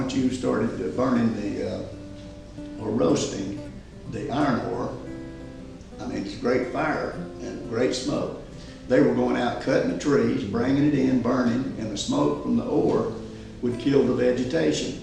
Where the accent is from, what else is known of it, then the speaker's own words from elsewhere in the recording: Mechanical, Georgia, United States; I was raised in Mechanical, Georgia